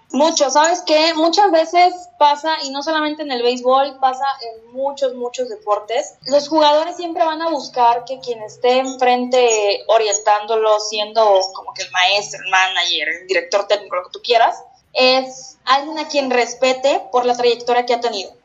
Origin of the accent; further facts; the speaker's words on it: Mexico; como mexicanos